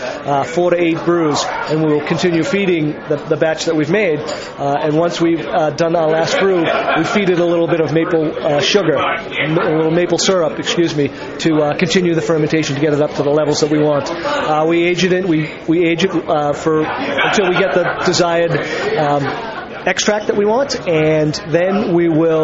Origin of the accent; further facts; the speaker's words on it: Boston, Massachusetts, United States; moved away as an adult; also born or lived in Ireland; I grew up in the Boston area